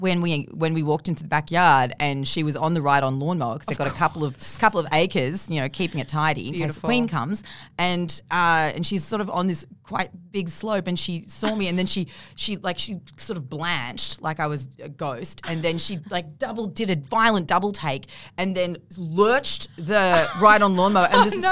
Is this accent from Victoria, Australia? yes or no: no; Forbes, New South Wales, Australia; I'm from Forbes initially.